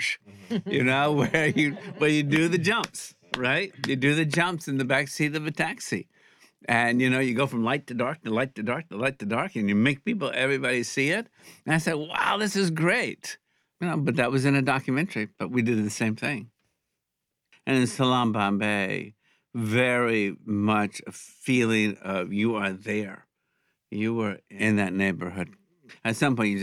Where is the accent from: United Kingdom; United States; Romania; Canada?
United States; Alabama; I grew up in Alabama